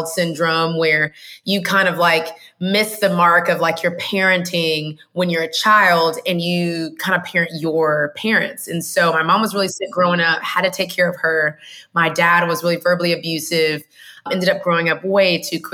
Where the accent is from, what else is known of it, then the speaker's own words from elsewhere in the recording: Houston, Texas, United States; now in Atlanta, United States; I was born in Houston, Texas. That's the best and most important thing about me, because Texas, there's a lot of pride there